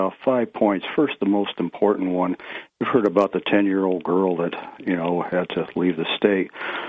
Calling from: Ithaca, New York, United States; of Greater Ithaca.

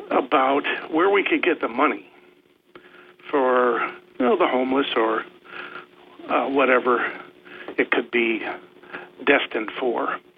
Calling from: Vestal, New York, United States; Good morning, Bob. … from Vestal.

